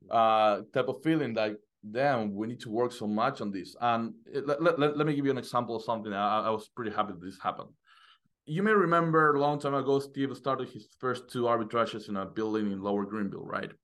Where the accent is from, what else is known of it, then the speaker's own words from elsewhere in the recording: Argentina; moved away as an adult; now in United States; I was living in Argentina. Uh, I'm from Argentina. I just got into, to, to the U S in, in November.